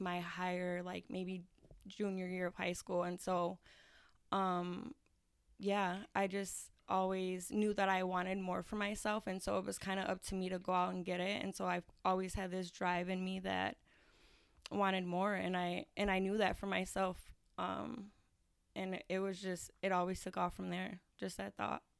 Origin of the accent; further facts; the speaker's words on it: Aurora, United States; I am from the East Side of Aurora.